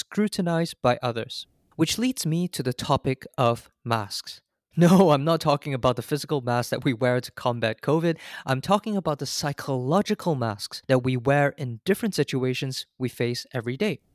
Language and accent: English; Singapore; now in United States; As a Singaporean, I was fortunate to have been brought up in a multicultural setting